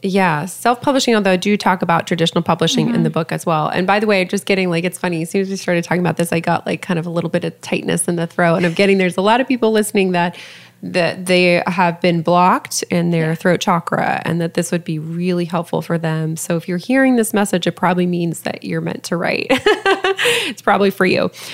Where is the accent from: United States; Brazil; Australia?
United States; Lafayette, Colorado; my hometown of Lafayette, Colorado